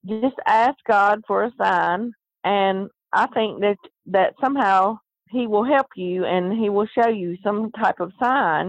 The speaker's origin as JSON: {"language": "English", "region": "the South", "country": "United States", "accent": "Southern", "said": "I'm from the South, and I talk Southern"}